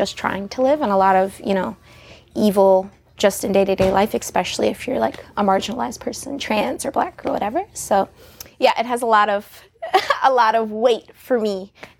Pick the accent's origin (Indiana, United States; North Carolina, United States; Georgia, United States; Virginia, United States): Virginia, United States; Shenandoah Valley; I'm from the Shenandoah Valley